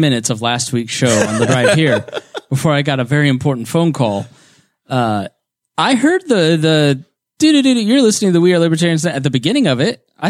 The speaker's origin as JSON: {"language": "English", "area": "Knox County", "region": "Southern Indiana", "country": "United States", "also_born_or_lived": "Plainfield, Indiana", "moved": "yes", "said": "I'm from Southern Indiana."}